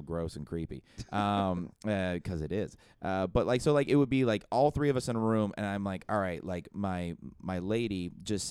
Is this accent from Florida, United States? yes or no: no; South Orange County, California, United States; I grew up in South Orange County